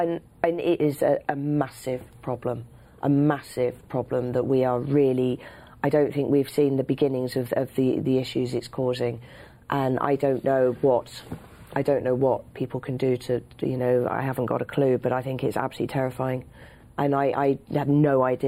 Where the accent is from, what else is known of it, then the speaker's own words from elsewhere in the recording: London, United Kingdom; I grew up in London